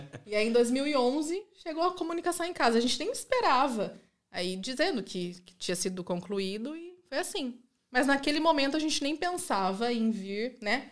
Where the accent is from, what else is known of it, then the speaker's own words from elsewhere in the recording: Rio Claro, São Paulo, Brazil; moved away as an adult; now in Italy; Eu nascida e criada ali